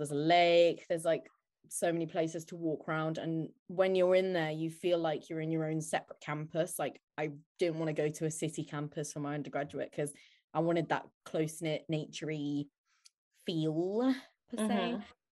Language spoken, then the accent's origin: English; Manchester, North West England, United Kingdom; moved away as an adult; now in Nottingham, United Kingdom; I'm 20. I am from Manchester. I currently live in Nottingham because I go to uni here.